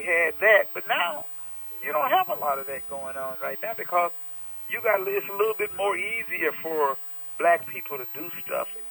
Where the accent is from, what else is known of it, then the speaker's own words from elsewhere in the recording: Tulsa, Oklahoma, United States; moved away as an adult; also born or lived in Los Angeles, California; we grew up here in Tulsa